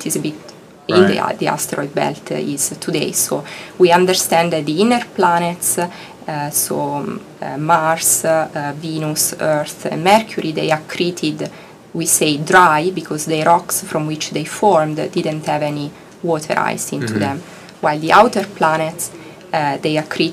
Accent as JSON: {"language": "English", "country": "Italy", "tie": "born or raised there", "also_born_or_lived": "Heidelberg, Germany / Bologna, Italy", "second_language": "English", "moved": "as an adult", "lives_now": "Arizona, United States", "said": "I'm Italian. So I grew up in Italy in a small town, just 50,000 people."}